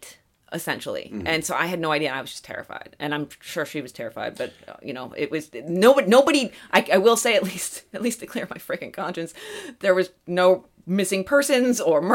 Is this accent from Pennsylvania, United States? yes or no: yes; near Allegheny National Forest, Pennsylvania, United States; moved away; my hometown is basically in the woods. It's surrounded by a national forest